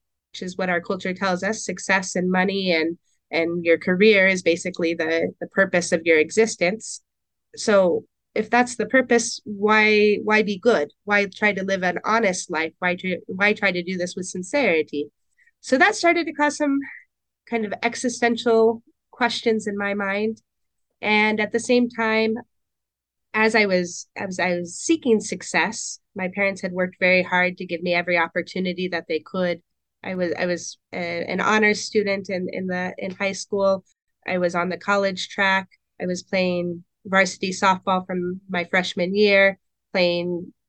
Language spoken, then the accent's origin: English; Portland, Oregon, United States; also born or lived in Camas, Washington; I grew up in Portland, Oregon, and North Portland, the St. John's district